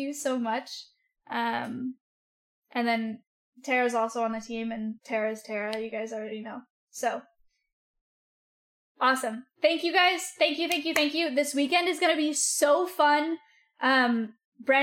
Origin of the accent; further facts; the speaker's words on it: the Bay Area, California, United States; I grew up around in the Bay